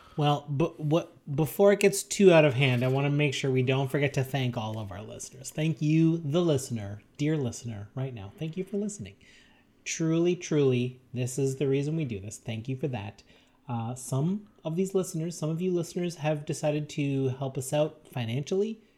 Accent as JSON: {"language": "English", "country": "Canada", "said": "our fellow Canadians"}